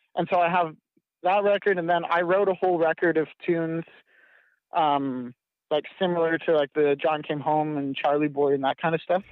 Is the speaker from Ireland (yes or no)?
no; Canada; I live on a little farm up in Canada. We build greenhouses, and so I've worked construction since I was little